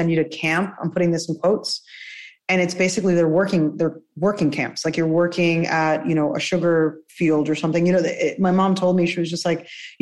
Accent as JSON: {"language": "English", "region": "New Jersey", "country": "United States", "tie": "born or raised there", "also_born_or_lived": "Cuba", "first_language": "Spanish", "second_language": "English", "said": "Originally Cuban, but grew up in Jersey"}